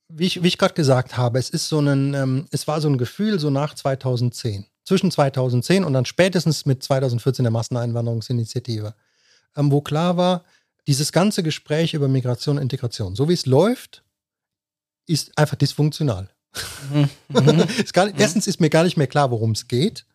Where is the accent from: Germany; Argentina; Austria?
Germany; accent: Hochdeutsch; now in Switzerland; ich bin Deutscher geworden in der Schweiz. Vorher war ich kein Deutscher. Aber ich bin hier bin ich so Deutscher geworden in der Wahrnehmung